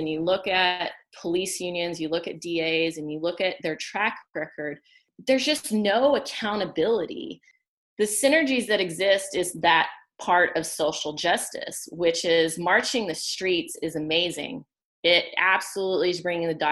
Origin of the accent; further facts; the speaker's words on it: Oklahoma, United States; moved away as an adult; I am half Hispanic and white, and I grew up in Oklahoma, and most of my adult life I've lived in big cities